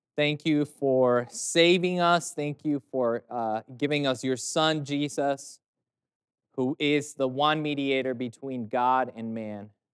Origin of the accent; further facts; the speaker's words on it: Mexico; I'm from Mexico